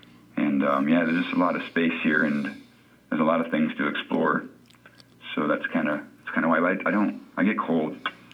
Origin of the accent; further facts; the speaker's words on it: Iowa, United States; moved away as an adult; also born or lived in Colorado; now in Alaska, United States; Well, I'm from Iowa like you guys. I kind of grew up with dogs